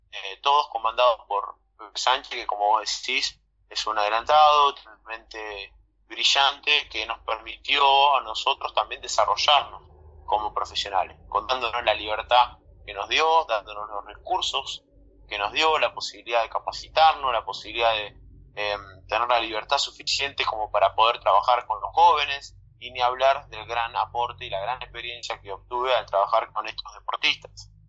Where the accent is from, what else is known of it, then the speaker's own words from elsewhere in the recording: Bahía Blanca, Buenos Aires Province, Argentina; Mira, yo soy me considero una persona afortunada porque yo soy de Bahía Blanca, del, misma, del mismo lugar en donde este equipo, bueno, sigo funcionando